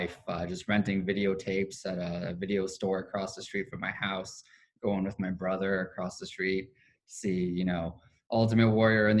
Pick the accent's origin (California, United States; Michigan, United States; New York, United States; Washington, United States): California, United States; Culver City; I grew up in Culver City, California, which is just a city within Los Angeles County